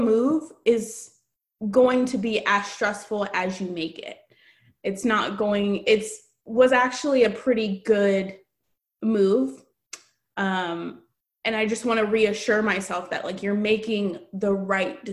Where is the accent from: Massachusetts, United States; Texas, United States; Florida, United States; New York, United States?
Texas, United States; Katy; moved away as an adult; now in Portland, United States; I'm from Katy, Texas.